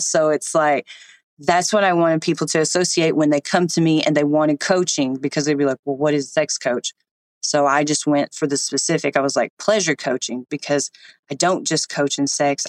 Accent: East Tennessee, United States; I grew up in East Tennessee

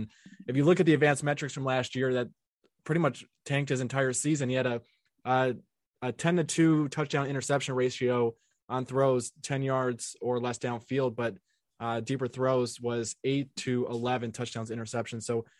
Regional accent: Cleveland, Ohio, United States; I'm from Cleveland

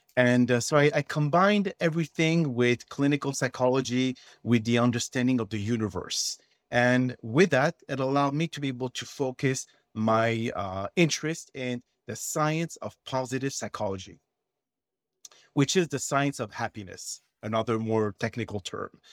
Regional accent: Montreal, Quebec, Canada; accent: French; English is a second language; moved away as an adult; also born or lived in Texas / Washington, D.C.; originally I am from Montreal, Canada, okay? So I speak French and, uh, if anyone here noticed my accent, you know where it's coming from

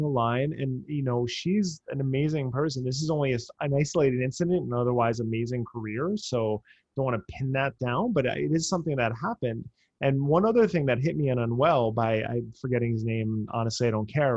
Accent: New Jersey, United States; I grew up in New Jersey and I grew up down the shore

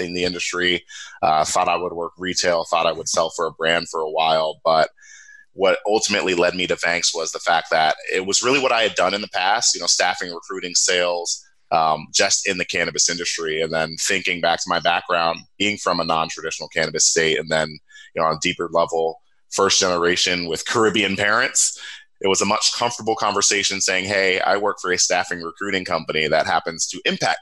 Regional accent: Cincinnati, Ohio, United States; born or raised there; also born or lived in upstate New York

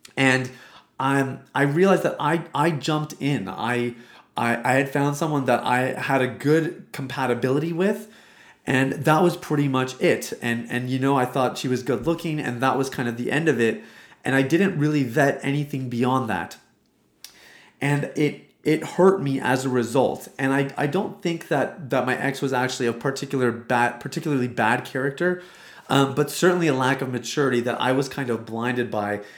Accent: Canada; I am Indian. So I'm, well, I'm Canadian

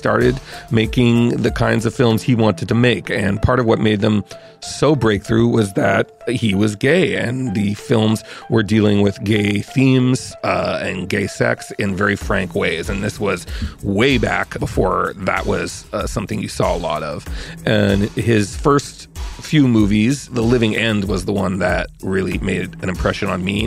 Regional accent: Montreal, Quebec, Canada; moved away as an adult; also born or lived in New York; I grew up in Montreal, and I went to McGill

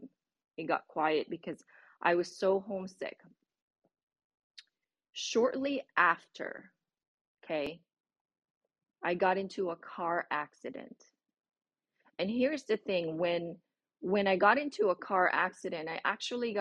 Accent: Philippines; English is a second language; moved away as an adult; now in United States; I already had spoken a lot of English, broken once in the university that I was in, the Philippines, because that was our medium of instruction

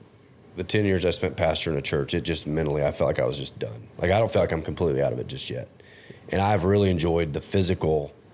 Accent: Fort Worth, Texas, United States; moved away as an adult; also born or lived in Oregon; Growing up in Fort Worth and then the 10 years I spent in Oregon

